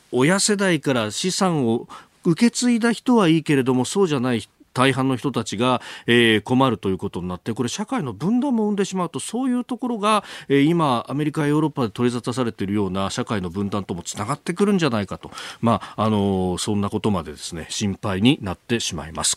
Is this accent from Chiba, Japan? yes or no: no; Kanagawa, Japan; 故郷の神奈川はあ僕のところはね046だった